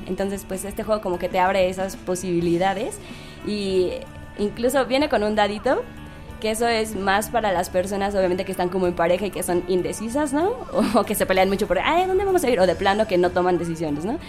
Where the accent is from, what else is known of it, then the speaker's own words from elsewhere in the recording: Mexico City, Mexico; nosotros en el equipo somos, todos somos de la Ciudad de México